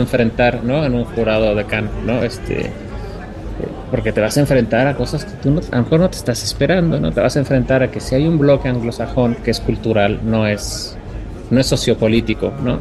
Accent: Mexico; como jurados mexicanos

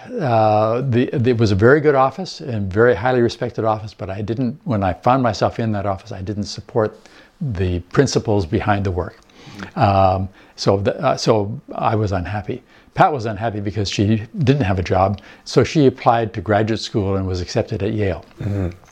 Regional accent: Winnipeg, Manitoba, Canada; moved away as an adult; also born or lived in Alberta / British Columbia; now in Vancouver, Canada; we were prairie people, we grew up in Winnipeg.

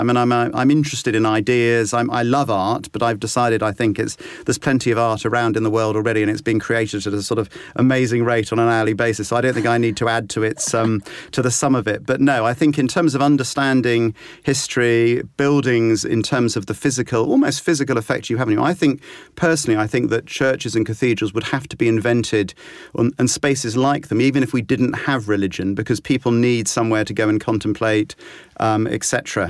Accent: Exeter, South West England, United Kingdom; Or no, I grew up in Devon, in Exeter.

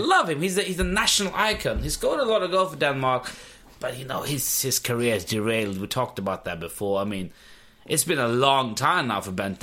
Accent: Pakistan; I'm I'm from Pakistan

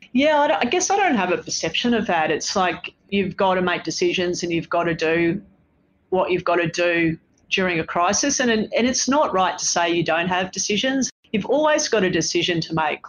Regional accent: Sydney, New South Wales, Australia; moved away as an adult; now in Melbourne, Australia; I live by myself in Melbourne and I'm from Sydney.

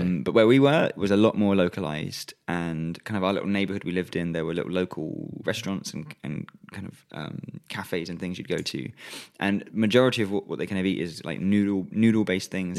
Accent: England, United Kingdom

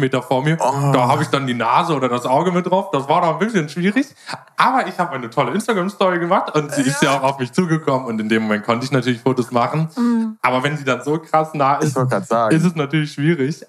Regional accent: Germany; ich als Deutscher

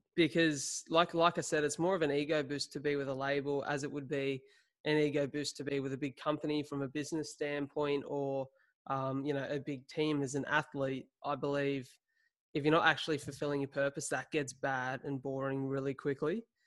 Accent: Wollongong, New South Wales, Australia; Aboveline was started here in my hometown of Wollongong

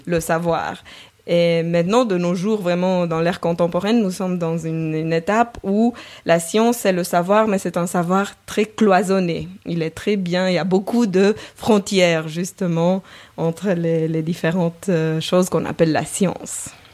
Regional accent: Romania; moved away as an adult; now in Geneva, Switzerland; je suis roumaine, le esco à la fin du nom le trahit

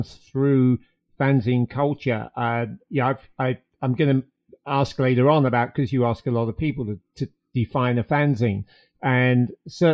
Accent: London, United Kingdom; as somebody who was growing up in London

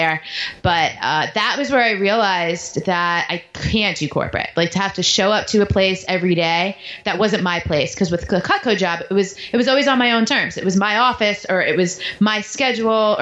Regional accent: New York, United States; moved away; also born or lived in Baltimore / Washington, D.C.; I grew up in New York

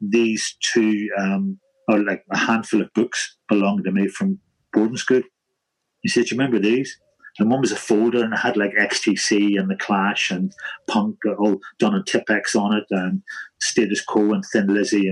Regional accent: Holywood, Northern Ireland, United Kingdom; moved away; Knocknagonny, Redburn, White City, and I'm from Redburn.

